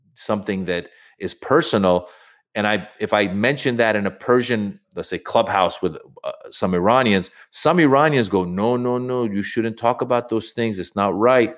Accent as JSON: {"language": "English", "country": "United States", "tie": "born or raised there", "said": "I grew up in America, so I'm more comfortable doing comedy in English than I am doing it in Farsi."}